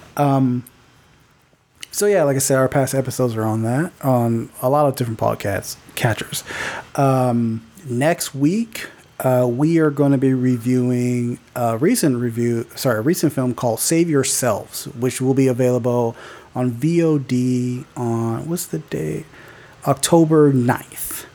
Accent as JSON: {"language": "English", "town": "Fontana", "region": "California", "country": "United States", "tie": "born or raised there", "said": "I grew up in Fontana."}